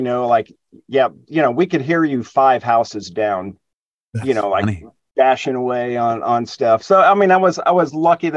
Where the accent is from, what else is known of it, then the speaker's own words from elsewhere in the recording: Plano, Texas, United States; also born or lived in Dallas, Texas / Austin, Texas; I was born in Dallas, but I was raised in the suburbs, a town called Plano.